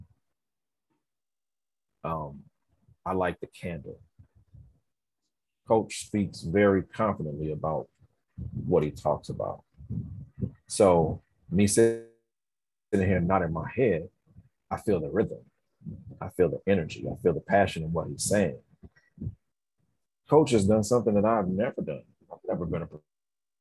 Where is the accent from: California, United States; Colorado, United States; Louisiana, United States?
California, United States; San Diego; I'm an inner city kid. I'm from City Heights.